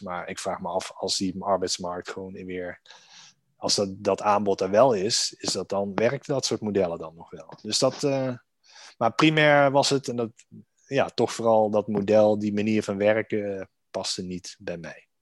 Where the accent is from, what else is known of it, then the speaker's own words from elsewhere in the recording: Maastricht, Limburg, Netherlands; now in Amsterdam, Netherlands; woon in Amsterdam met mijn vrouw en zoontje. Ehm, geboren in Maastricht